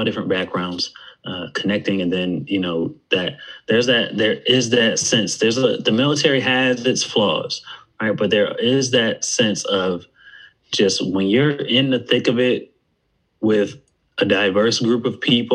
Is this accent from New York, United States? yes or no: yes; Buffalo, New York, United States; moved away as an adult; also born or lived in West Virginia; I'm from Buffalo, New York, but I went to school at West Virginia University